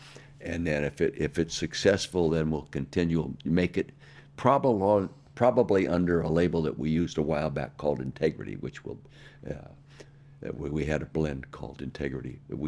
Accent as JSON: {"language": "English", "town": "Calistoga", "region": "California", "country": "United States", "tie": "born or raised there", "said": "I had no rules when I grew up in Calistoga."}